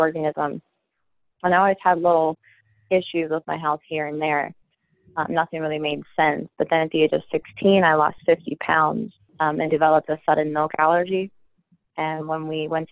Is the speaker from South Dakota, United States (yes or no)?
no; Chambersburg, Pennsylvania, United States; I'm from Chambersburg, Pennsylvania.